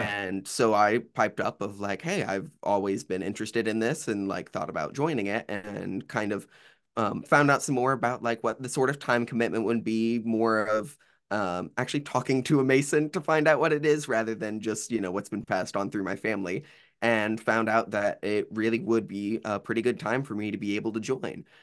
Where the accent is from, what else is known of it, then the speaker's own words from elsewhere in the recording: Bowling Green, Ohio, United States; now in Athens, United States; born and raised in Bowling Green, Ohio, which is like Northwest Ohio area